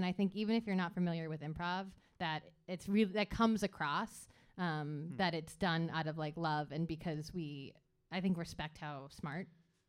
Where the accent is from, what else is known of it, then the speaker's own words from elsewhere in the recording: Hingham, Massachusetts, United States; now in Chicago, United States; I'm from Hingham, Massachusetts